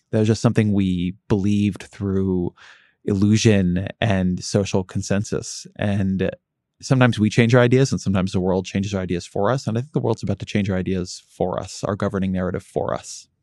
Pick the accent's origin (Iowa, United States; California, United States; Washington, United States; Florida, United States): California, United States; Southern; moved away; when I grew up in Southern California